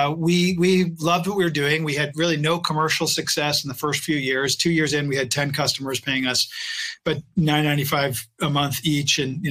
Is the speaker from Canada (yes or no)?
yes; Canada; I'm a Canadian.